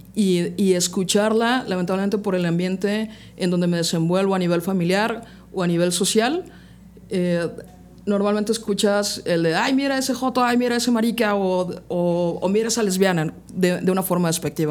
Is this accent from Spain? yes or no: no; Puebla, Mexico; Yo soy de aquí de la ciudad de Puebla. Llevo 30 años viviendo acá.